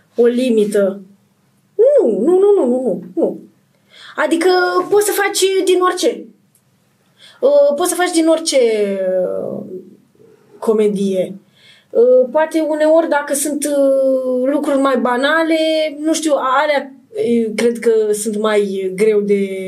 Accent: Iași, Iași County, Romania; moved away; also born or lived in Bucharest; vin din Moldova, din Iași

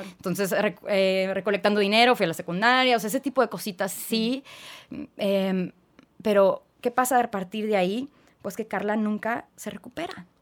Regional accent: Tijuana, Baja California, Mexico; also born or lived in Guadalajara, Jalisco; yo nací en Guadalajara, Jalisco. Y a los siete años de vida, pues ya nos venimos a vivir toda la familia a Tijuana

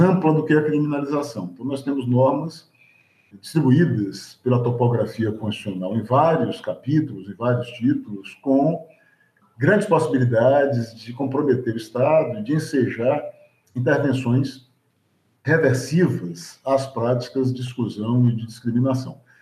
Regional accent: Salvador, Bahia, Brazil; eu sou um homem negro construído na experiência urbana da cidade de Salvador

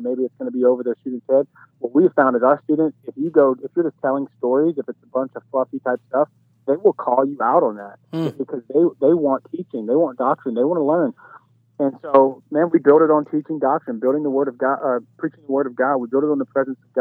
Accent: Baton Rouge, Louisiana, United States; accent: dirty South twang; moved away; I grew up in Baton Rouge, Louisiana, right outside of New Orleans

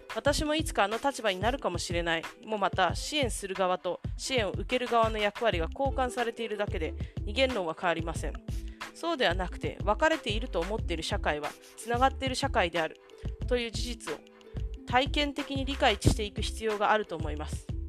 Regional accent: Japan; たまたま偶然私 が日本に生まれた

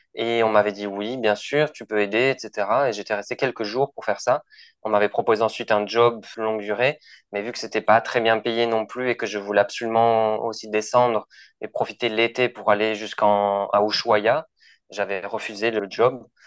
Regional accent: Toulouse, Occitania, France; moved away as an adult; also born or lived in Lima, Peru; je suis de Toulouse à la base

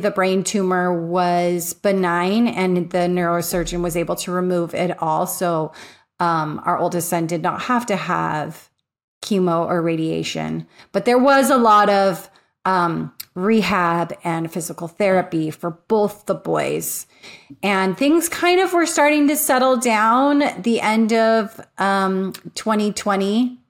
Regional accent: California, United States; So I grew up in Southern California.

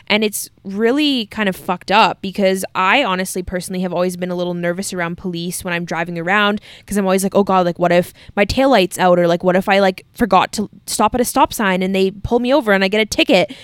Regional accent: Canada

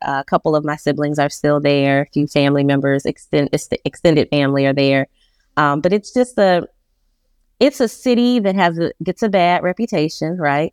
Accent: Detroit, Michigan, United States; moved away as an adult; now in Charlotte, United States; I'm a Detroit girl, born and raised in Detroit, Michigan

